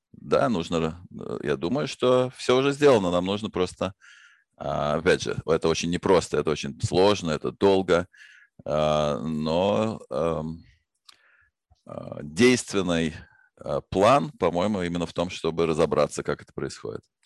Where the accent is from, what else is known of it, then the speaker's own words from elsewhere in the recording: Moscow, Russia; Я родился в Москве в семье ученых